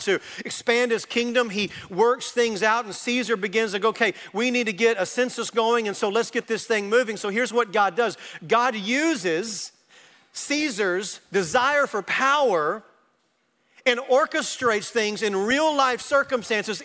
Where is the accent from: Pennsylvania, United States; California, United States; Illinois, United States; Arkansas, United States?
Arkansas, United States; moved away as an adult; now in Texas, United States; I grew up in Arkansas and I never had intentions to move into Texas